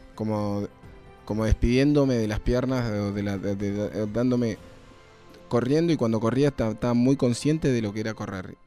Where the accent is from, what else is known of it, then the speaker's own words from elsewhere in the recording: Neuquén, Argentina; Yo soy de Neuquén